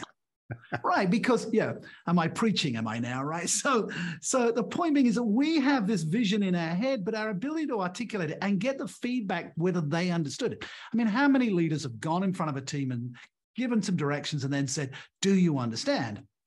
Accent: England, United Kingdom; moved away as an adult; also born or lived in Australia; now in Portugal; I'm English by birth. I went to an English grammar school, an all-boys school.

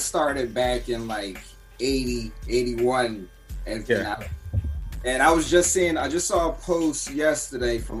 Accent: Philadelphia, Pennsylvania, United States; I'm from Philly

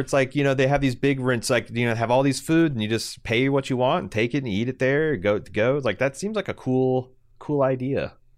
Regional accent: United States; As an American

